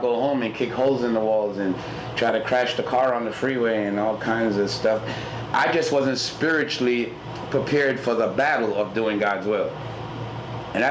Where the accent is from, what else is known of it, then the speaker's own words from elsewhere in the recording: New York City, New York, United States; moved away; also born or lived in Houston, Texas; I grew up in Brooklyn, and on my way to school, going to PS 106